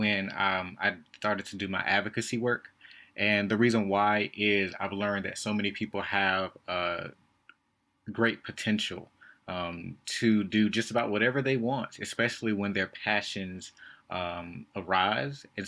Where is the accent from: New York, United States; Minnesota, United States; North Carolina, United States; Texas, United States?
North Carolina, United States; Winston-Salem; I lived, born and raised in Winston-Salem